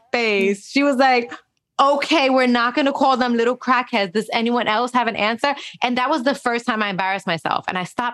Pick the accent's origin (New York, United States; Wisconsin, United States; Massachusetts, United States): New York, United States; New York City; also born or lived in Spanish Harlem / Park Slope; I grew up in Castle Hill in the Bronx